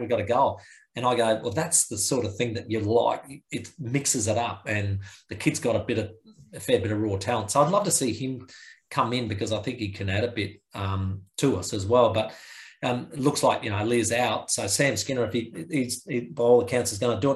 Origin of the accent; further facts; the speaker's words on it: Adelaide, South Australia, Australia; we're from Mansfield Park